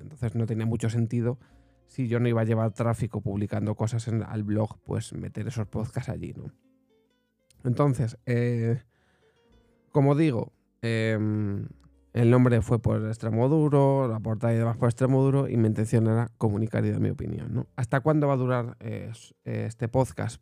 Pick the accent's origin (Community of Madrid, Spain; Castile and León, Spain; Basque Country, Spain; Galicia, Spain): Castile and León, Spain; Segovia; yo soy de Segovia